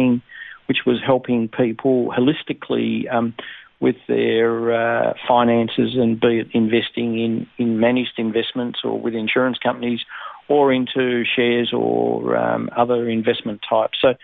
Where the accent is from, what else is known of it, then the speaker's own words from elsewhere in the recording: Kingston, Tasmania, Australia; also born or lived in Netherlands; I was born in Holland, and my parents migrated to Tasmania when I was five. So I was brought up really in Tasmania and in a place called Kingston